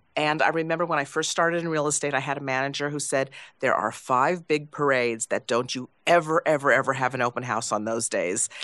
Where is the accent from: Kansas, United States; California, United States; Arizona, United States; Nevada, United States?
California, United States; Los Angeles; now in New York, United States; I went back to Los Angeles to my, I won't say the number, high school reunion